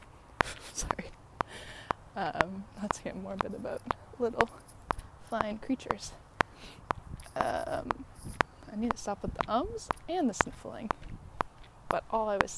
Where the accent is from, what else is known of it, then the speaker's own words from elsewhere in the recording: Chicago, Illinois, United States; moved away as an adult; also born or lived in San Diego / New York / London; I was born in San Diego, but I grew up in Chicago, and I went to university in New York